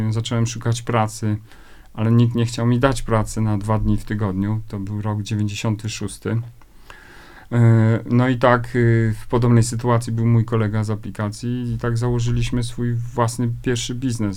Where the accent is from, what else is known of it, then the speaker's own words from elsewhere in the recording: Lower Silesian Voivodeship, Poland; Ja już w ogóle się wychowałem w takim małym miasteczku na Dolnym Śląsku